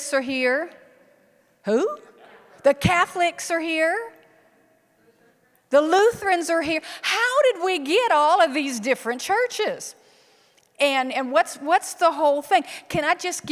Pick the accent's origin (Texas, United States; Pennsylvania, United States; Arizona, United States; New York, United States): Texas, United States; South; moved away as an adult; also born or lived in Iowa; I'm actually from South Texas, but pastored in Iowa for 24 years